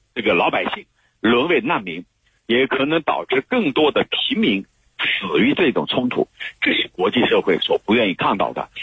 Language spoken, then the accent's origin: Chinese; China; 我们中国人